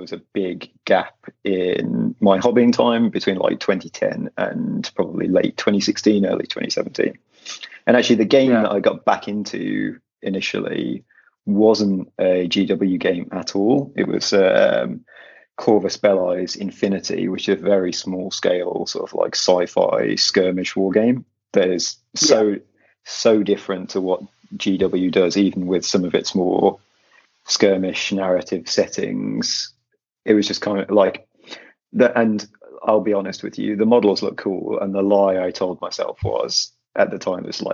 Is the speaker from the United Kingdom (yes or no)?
yes; Midlands, United Kingdom; now in London, United Kingdom; I'm from the Midlands. I'm now in London in exile